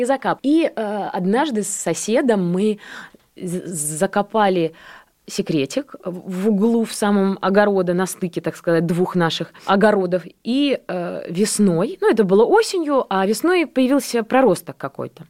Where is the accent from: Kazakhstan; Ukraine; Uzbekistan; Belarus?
Belarus; Borisov, Minsk Region; also born or lived in Grodno; now in Russia; Я родилась, на самом деле, в Гродно. Ага. Просто я была маленькая, и меня перевезли в Борисов.